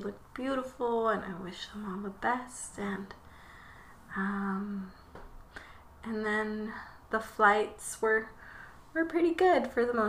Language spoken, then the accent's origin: English; Michoacán, Mexico; moved away; my hometown where I was born. In Michoacan